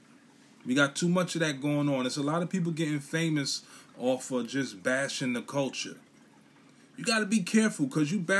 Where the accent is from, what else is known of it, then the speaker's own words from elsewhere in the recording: New York City, New York, United States; I'm from Brooklyn, New York, Bushwick, Brooklyn, to be exact